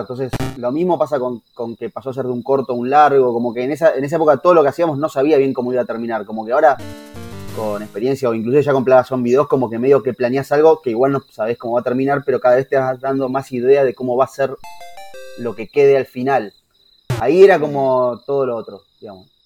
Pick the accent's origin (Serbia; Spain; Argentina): Argentina; Haedo, Buenos Aires Province; como somos de Aedo, conocemos a los pibes de …